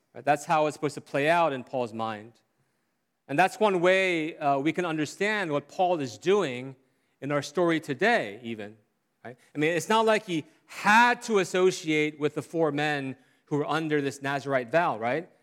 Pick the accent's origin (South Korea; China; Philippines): South Korea; growing up in Korea